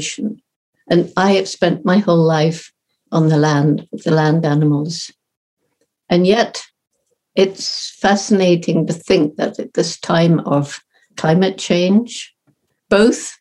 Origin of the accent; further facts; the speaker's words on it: Bournemouth, South West England, United Kingdom; I'm speaking from the house where I grew up in Bournemouth, England